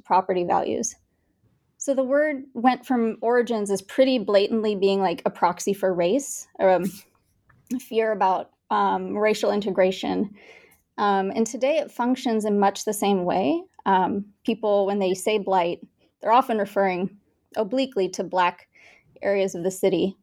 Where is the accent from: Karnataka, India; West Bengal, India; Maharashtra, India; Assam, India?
Karnataka, India; Bangalore; also born or lived in Kansas; now in Kansas City, United States; I was born and raised in India, in Bangalore, India